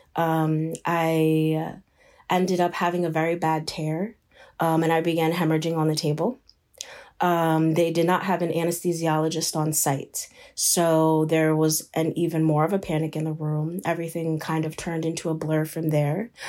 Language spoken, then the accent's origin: English; Shinnecock Nation, eastern Long Island, New York, United States; I am from the Shinnecock Nation. We are located on the eastern end of Long Island, um, in New York. I am born and raised here.